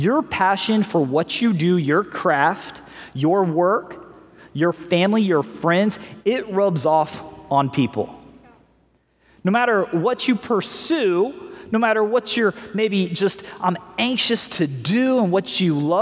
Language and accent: English; Missouri, United States; We grew up in Missouri